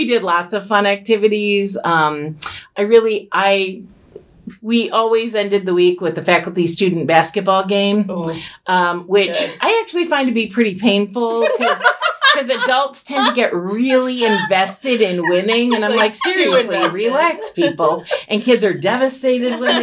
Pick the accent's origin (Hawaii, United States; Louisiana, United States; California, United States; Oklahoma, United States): Hawaii, United States; Kailua; now in Chicago, United States; I was born and raised in Hawaii. So I went to, I went to St. Anthony's School in Kailua on Oahu.